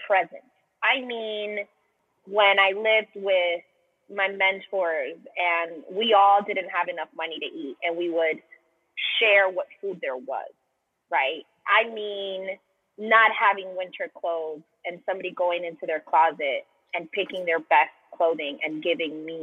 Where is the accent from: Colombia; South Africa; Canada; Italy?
Colombia; also born or lived in Miami, United States; now in United States; I'm from Colombia. I'm from South America. And so I grew up in secular Catholic culture